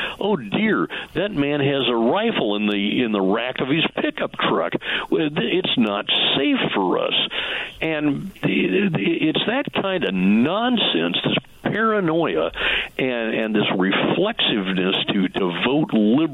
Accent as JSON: {"language": "English", "region": "Washington", "country": "United States", "tie": "born or raised there", "said": "When I grew up in Washington State"}